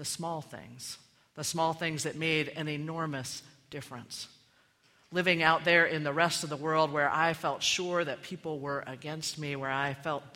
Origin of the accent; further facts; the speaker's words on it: Maryland, United States; moved away as an adult; I had left my hometown in Maryland a few months before to go to college